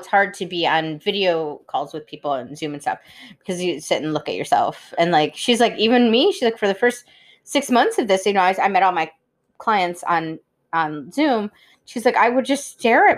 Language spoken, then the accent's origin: English; Cass Lake, Michigan, United States; the lake that I grew up on, Cass Lake, is a very active lake